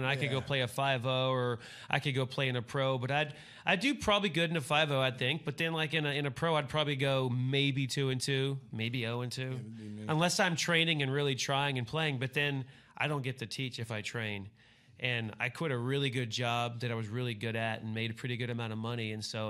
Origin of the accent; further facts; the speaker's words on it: Fort Worth, Texas, United States; Fort Worth, Texas.